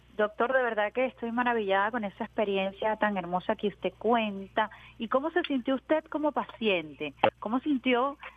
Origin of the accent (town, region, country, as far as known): Venezuela